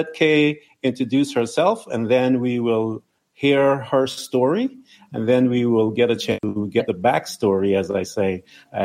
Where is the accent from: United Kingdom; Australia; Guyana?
Guyana; I'm from British Guiana